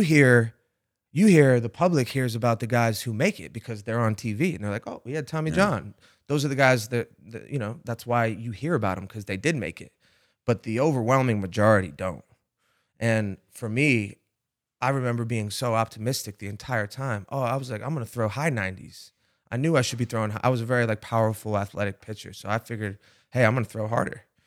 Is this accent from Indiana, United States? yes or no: no; Rhode Island, United States; I'm from Rhode Island, which is a small, very small hmm. place